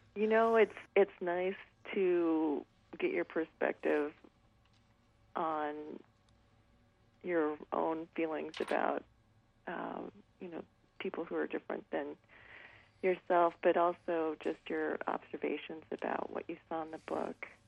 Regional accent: Nampa, Idaho, United States; growing up in Nampa, Idaho

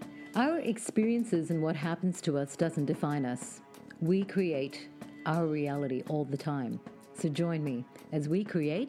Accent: Pakistan; I grew up in Pakistan to Indian parents, heavily conditioned by religious and social taboos.

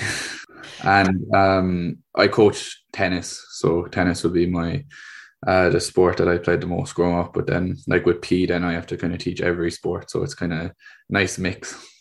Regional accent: Cork, Munster, Ireland; I'm from Cork in the state of Ireland.

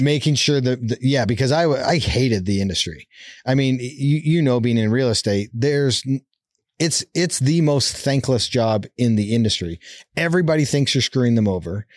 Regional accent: Calgary, Alberta, Canada; born or raised there; moved away as an adult; now in Utah, United States

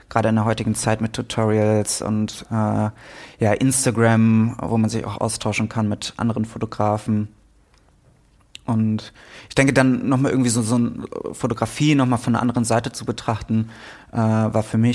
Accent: Münster, North Rhine-Westphalia, Germany; In Münster, okay. Ja, meiner Heimatstadt.

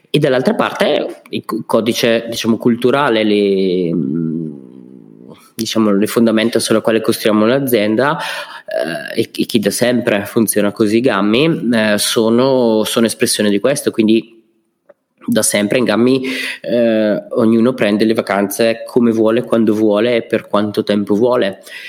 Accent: Brescia, Lombardy, Italy; sono bresciano

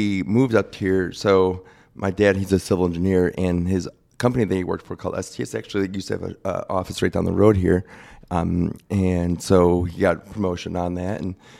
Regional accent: Deerfield, Illinois, United States; But I always tell people I'm from the Chicago line here because no one knows where Deerfield is.

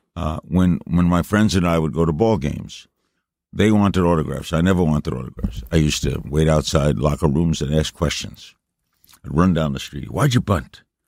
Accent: New York City, New York, United States; I got a bunch of odd jobs here in New York. Grew up in Brooklyn

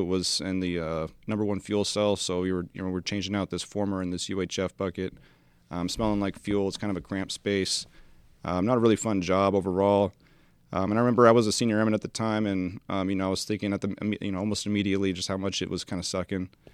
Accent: Spokane Valley, Washington, United States; moved away; I am from Spokane Valley, Washington

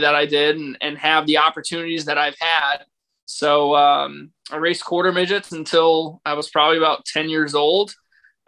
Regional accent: Berlin, Connecticut, United States; I grew up in Berlin, Connecticut

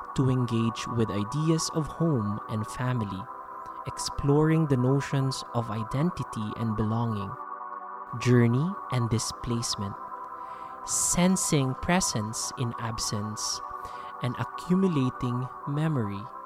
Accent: Philippines; now in Jakarta, Indonesia; I am a Filipino educator based in Indonesia

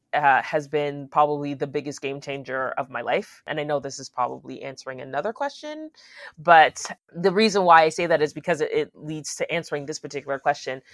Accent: Aurora, United States; I grew up in Aurora

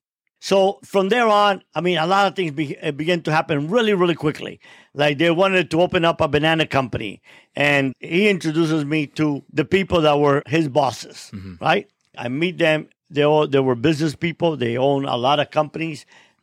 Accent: Cuba; now in United States; there was no God when I came from Cuba, and now there's no moral.

